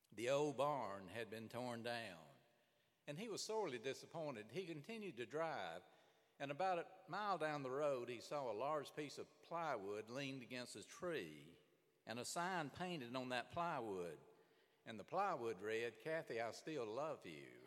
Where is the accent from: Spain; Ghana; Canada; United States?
United States; Birmingham, Alabama; I grew up in Birmingham, Alabama